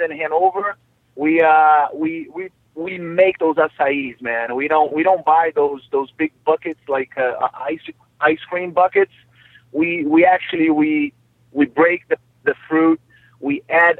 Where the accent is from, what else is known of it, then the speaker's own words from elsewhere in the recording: Rio de Janeiro, Brazil; moved away as an adult; also born or lived in Vila Velha, Espírito Santo; now in United States; I'm from Brazil. I was born in Brazil, city of Rio de Janeiro, you know, 1978.